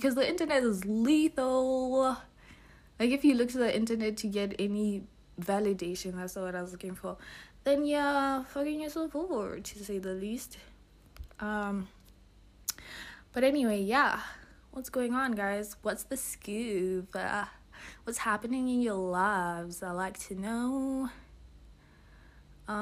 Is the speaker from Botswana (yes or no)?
yes; Botswana; I'm from Botswana